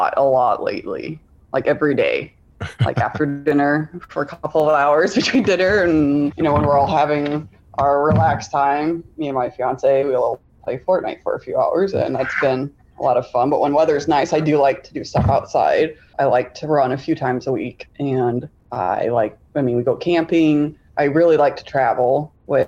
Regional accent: Tucson, Arizona, United States; now in Michigan, United States; I grew up in Tucson, Arizona, and through a series of unfortunate events, I ended up living in Michigan

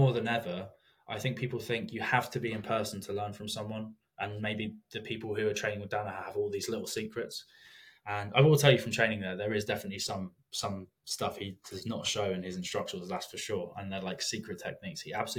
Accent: England, United Kingdom; I mean, I'm English, I didn't grow up in America

